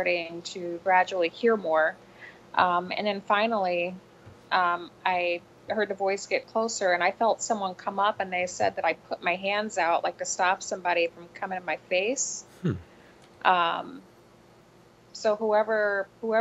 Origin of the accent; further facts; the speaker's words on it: Kampsville, Illinois, United States; Campsville, Illinois, which is my hometown, in Calhoun County.